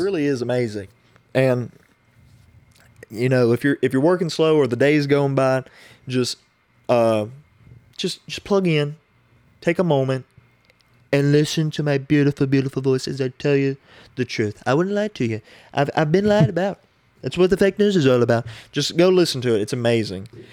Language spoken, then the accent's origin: English; United States; as the American people